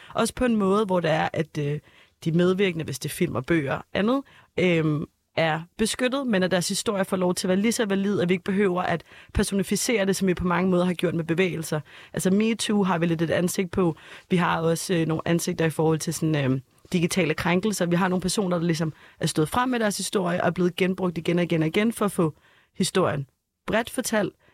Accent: Copenhagen, Capital Region of Denmark, Denmark; Jeg er født og opvokset øh, på Østerbro

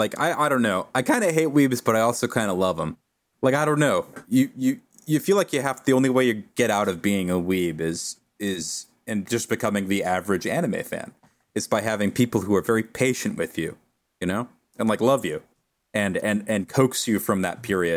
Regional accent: the South, United States; growing up in the South

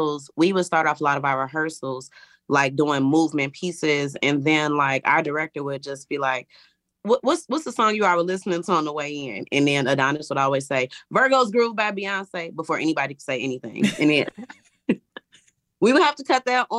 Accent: Chicago, Illinois, United States; we're actually from Chicago.

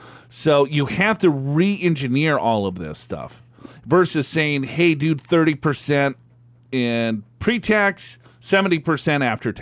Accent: Dominican Republic; born there; I was born in the Dominican Republic.

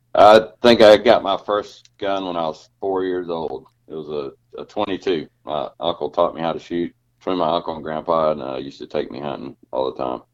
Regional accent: Georgia, United States; I grew up in Georgia

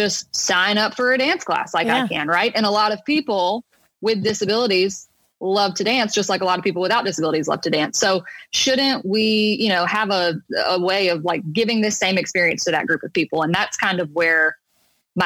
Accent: a small town outside of Mobile, Alabama, United States; moved away as an adult; also born or lived in Hattiesburg, Mississippi / New York; now in Nashville, United States; I'm originally from a small town outside of Mobile, Alabama

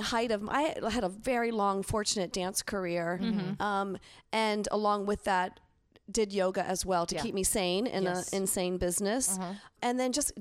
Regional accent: Pennsylvania, United States; moved away; also born or lived in Los Angeles; I grew up in Pennsylvania.

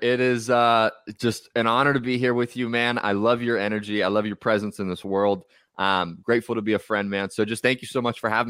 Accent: California, United States; I grew up in California and I always tell people it's a blessing and a curse because I'm probably never going to leave.

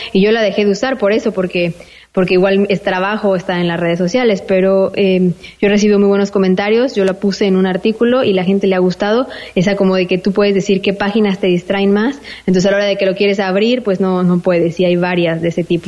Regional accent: Mexico; first language Spanish; moved away as an adult; also born or lived in Spain; now in Malta; soy mexicana

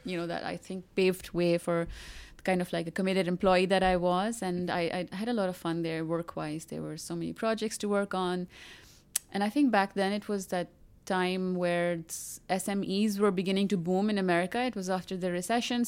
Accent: Pakistan; I'm from Pakistan. Most of my life I have been, uh, living in Pakistan

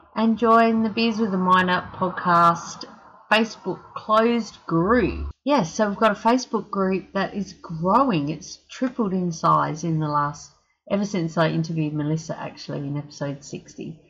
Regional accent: South Australia, Australia; now in Mackay, Australia; I'm from South Australia and you know I was born like

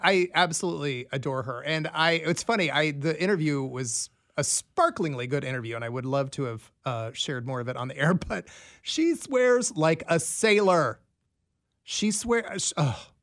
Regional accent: Des Moines, Iowa, United States; now in Kansas City, United States; my hometown of Des Moines

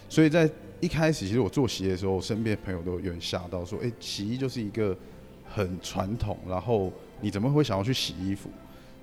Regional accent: Taiwan; 因为我们台湾人其实旅游不，不喜欢用A P P

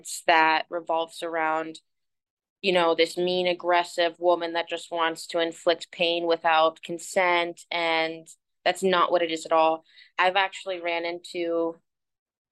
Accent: St. Petersburg, Florida, United States; now in South Florida, United States; St. Pete's my hometown

